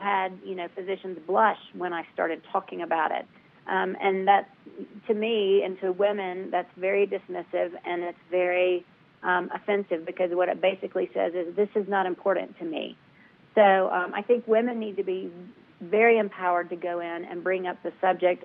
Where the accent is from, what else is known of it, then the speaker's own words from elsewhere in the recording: the South, United States; I'm from the South